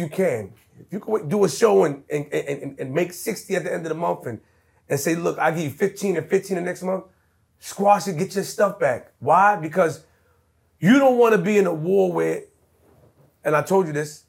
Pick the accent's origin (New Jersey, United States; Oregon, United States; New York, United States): New York, United States; New York City; I'm from Queens.